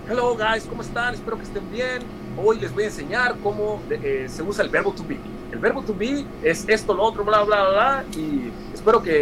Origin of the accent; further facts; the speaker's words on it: United States; De que soy una persona que creció en la calle y que sé cómo hablar como los afroamericanos, crecí en Estados Unidos